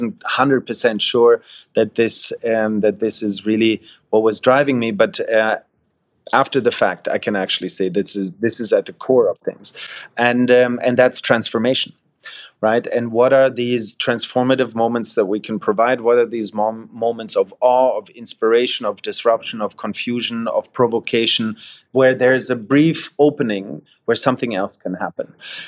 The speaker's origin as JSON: {"language": "English", "town": "Wiesbaden", "region": "Hesse", "country": "Germany", "tie": "born or raised there", "said": "growing up in Germany, in central Germany, close to Frankfurt, in a place called Wiesbaden, to a German father and a Scottish mother."}